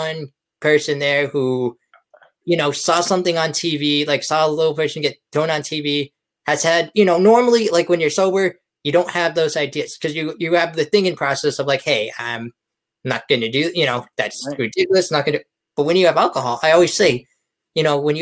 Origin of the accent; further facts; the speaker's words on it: Erie, Pennsylvania, United States; the hide and go seek champion of my hometown, Erie.